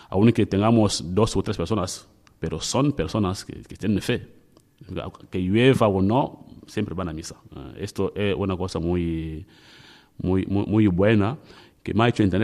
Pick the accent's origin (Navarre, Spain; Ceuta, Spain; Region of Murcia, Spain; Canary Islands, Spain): Canary Islands, Spain; Tenerife; tenemos ah, en mi país, ¿no? En Tenerife, lo la gente, en Tenerife comía la paella, pero la paella de Valencia no tiene que ver con la de Tenerife.